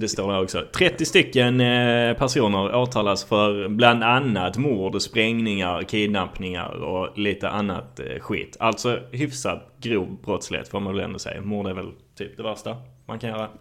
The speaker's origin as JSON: {"language": "Swedish", "town": "Malmö", "region": "Skåne", "country": "Sweden", "tie": "born or raised there", "said": "det var min uppväxt på Lindängen"}